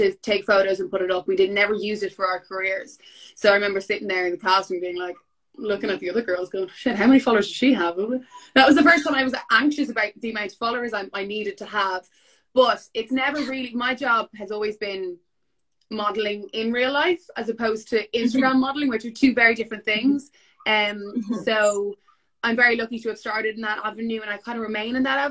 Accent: Dublin, Leinster, Ireland; I am a model by profession. I'm from Dublin.

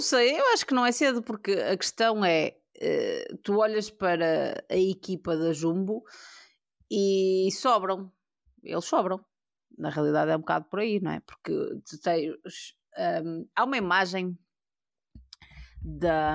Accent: Portugal; nós, como, como portugueses

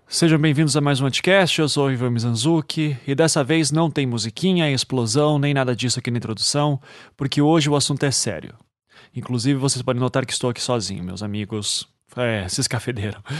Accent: Curitiba, Paraná, Brazil; a gente brinca que em Curitiba não tem sotaque

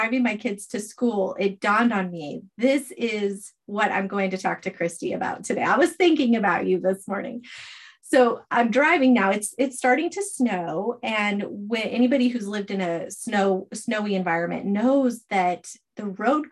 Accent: Arizona, United States; also born or lived in North Idaho; now in Idaho, United States; I'm from Arizona.

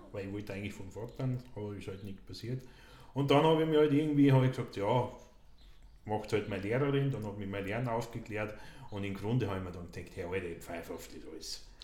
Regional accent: Austria; in meiner Heimatgemeinde in Tolgau

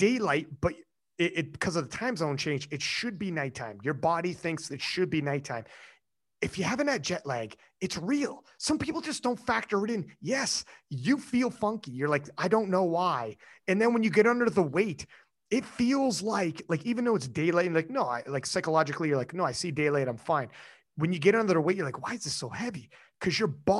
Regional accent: Canada; I'm Canadian

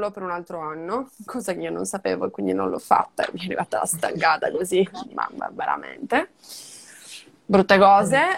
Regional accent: Madrid, Community of Madrid, Spain; Io sono di Madrid, Madrid

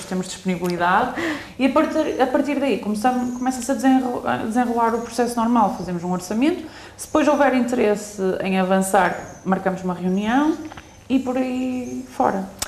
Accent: Northern Zone, Norte, Portugal; sou de, da Zona Norte

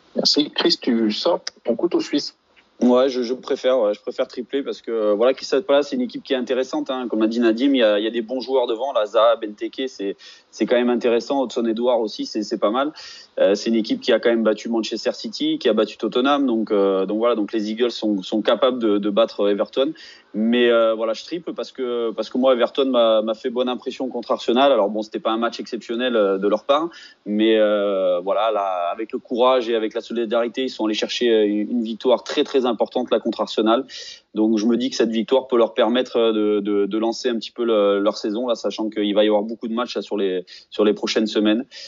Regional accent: Auvergne-Rhône-Alpes, France; je suis auvergnat

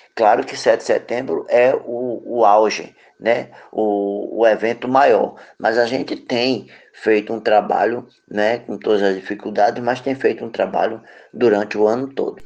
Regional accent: Cabo de Santo Agostinho, Pernambuco, Brazil; also born or lived in Recife; now in Jaboatão dos Guararapes, Brazil; morei a maior parte da minha vida no Cabo Santo Agostinho e sou natural de Recife

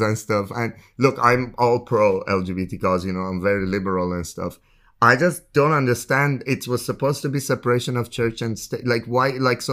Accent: Tehran, Tehran Province, Iran; also born or lived in Grenoble / Budapest; now in Istanbul, Turkey; because I'm from Tehran, I know this is more my natural habitat

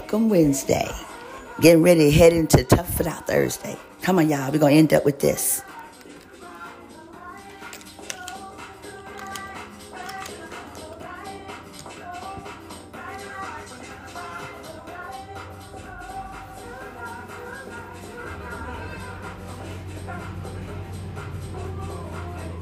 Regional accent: Cleveland, Ohio, United States; in my hometown in Ohio, Cleveland especially, the skies are gray quite a bit

